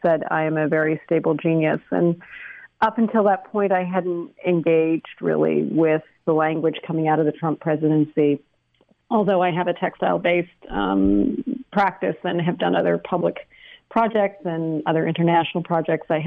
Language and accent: English; British Columbia, Canada; moved away as an adult; also born or lived in United States; I was born in the States in 1970, and then my parents moved to British Columbia when I was a year old. Grew up in BC and then went to college in the States, was there for 20 years, and then moved back to Canada